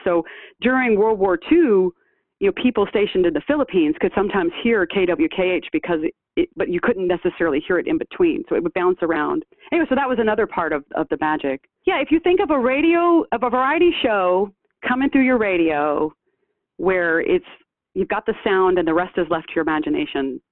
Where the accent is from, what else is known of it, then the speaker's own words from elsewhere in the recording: Shreveport, Louisiana, United States; moved away as an adult; also born or lived in Michigan; I'm from Shreveport, born and raised, uh, as was my mother before me